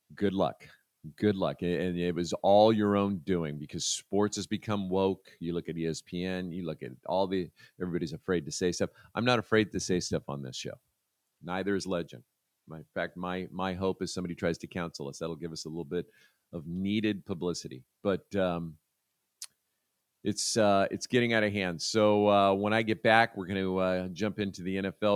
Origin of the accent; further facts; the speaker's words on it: United States; As an American